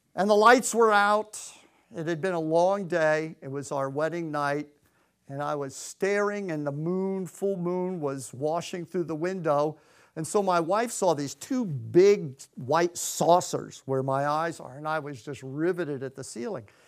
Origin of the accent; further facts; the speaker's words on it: Clearwater, Florida, United States; moved away as an adult; also born or lived in Connecticut; we're from Clearwater, Florida